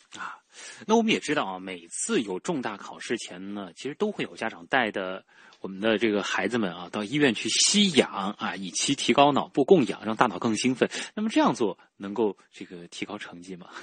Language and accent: Chinese; China; 让我们中国人